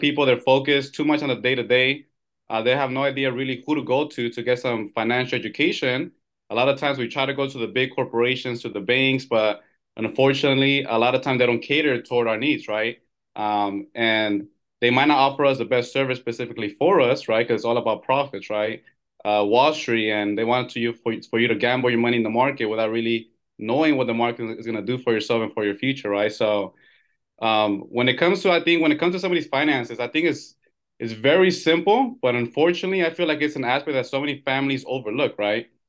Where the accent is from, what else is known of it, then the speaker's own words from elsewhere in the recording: California, United States; I'm born and raised here in California.